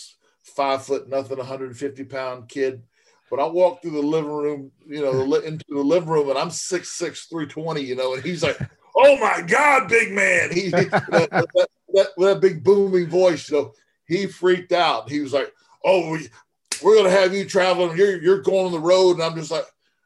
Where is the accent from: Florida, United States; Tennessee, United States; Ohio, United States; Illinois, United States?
Florida, United States; now in Arizona, United States; I'm from Florida. And so I got to watch a lot of Florida championship wrestling. My stepfather was really into it. And so I would watch it with him. The matches would come to my hometown occasionally.